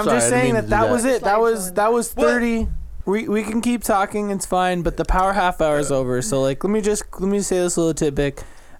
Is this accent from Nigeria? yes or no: no; Las Vegas, Nevada, United States; I was born and raised in Vegas